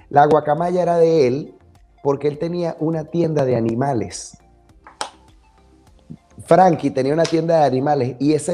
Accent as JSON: {"language": "Spanish", "region": "Zulia", "country": "Venezuela", "also_born_or_lived": "Maracaibo", "said": "de mi tierra, de donde yo mm. soy, del Zulia."}